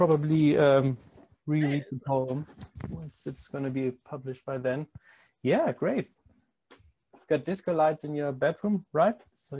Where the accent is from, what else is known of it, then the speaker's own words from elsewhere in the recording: Germany; first language German; English is a second language; English is not my mother tongue. I'm from Germany originally